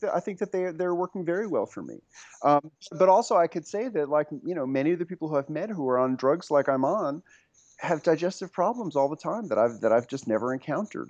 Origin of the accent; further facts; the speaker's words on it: New York City, New York, United States; moved away as an adult; also born or lived in rural Tennessee; now in Tennessee, United States; I grew up on the Upper West Side, about two blocks from Zabar's